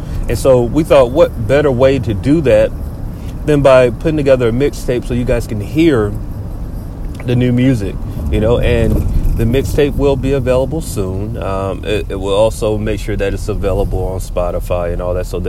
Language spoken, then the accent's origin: English; Macon, Georgia, United States; my hometown, Macon, Georgia, Mactown.